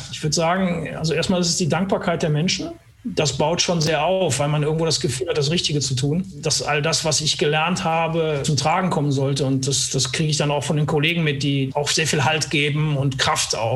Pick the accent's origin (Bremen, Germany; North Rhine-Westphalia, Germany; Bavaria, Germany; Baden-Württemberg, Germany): North Rhine-Westphalia, Germany; Cologne; Als Kölner tolerierst du das, alles gut.